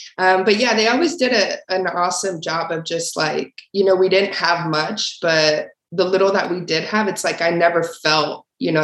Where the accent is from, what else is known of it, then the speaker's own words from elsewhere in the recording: Torreón, Coahuila, Mexico; moved away; also born or lived in El Paso, Texas, United States; I was born in Torreón, Coahuila, Mexico, which is like the northern part of Mexico